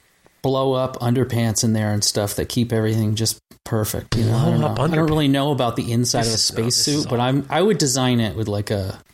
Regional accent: Vermont, United States; And I grew up in Vermont, out in the country, doing my thing.

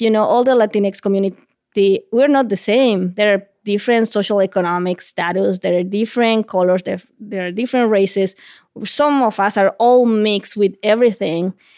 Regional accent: La Paz, Bolivia; first language Spanish; English is a second language; moved away as an adult; also born or lived in Columbus, Ohio; now in Vermont, United States; I'm originally from La Paz, Bolivia

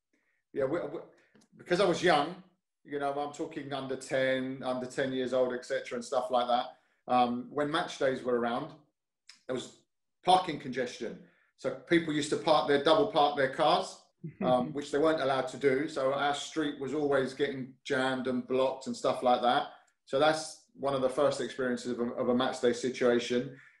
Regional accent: London, United Kingdom; born or raised there

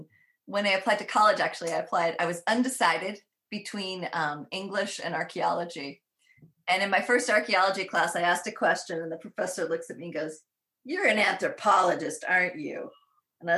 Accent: New York, United States; where I grew up is on Mohawk land, originally Mohawk land

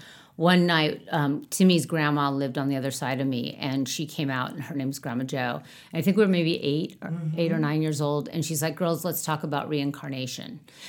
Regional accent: Manhattan Beach, California, United States; we grew up in Manhattan Beach in the 60s, 70s.

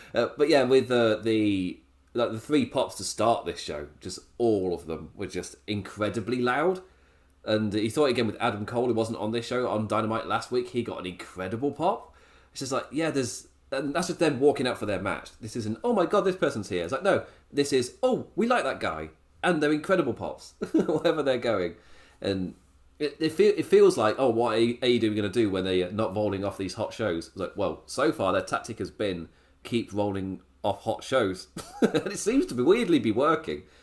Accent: England, United Kingdom; I'm English

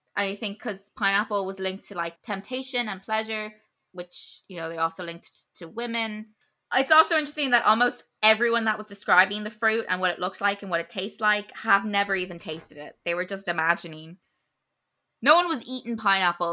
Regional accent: Ireland; as an Irish person

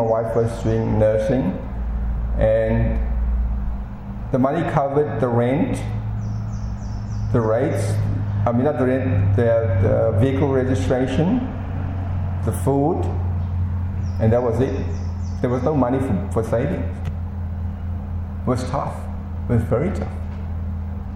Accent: Durban, KwaZulu-Natal, South Africa; moved away as an adult; also born or lived in East London, South Africa; I grew up in Durban. Durban's on the east coast of South Africa.

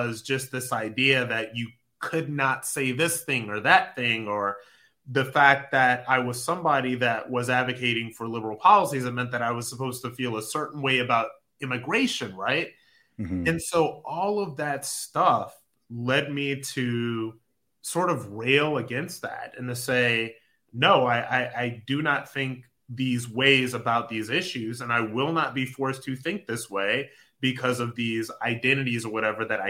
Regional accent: Akron, Ohio, United States; I'm from Akron, Ohio. You know, grew up very lower middle class

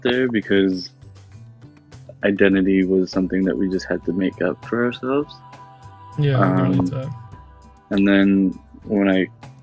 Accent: Oakville, Ontario, Canada; growing up in Oakville

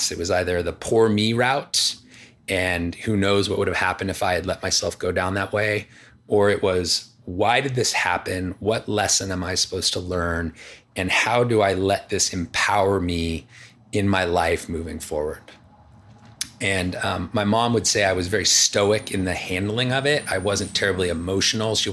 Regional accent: Los Angeles, California, United States; born, in, born and raised in Palisades.

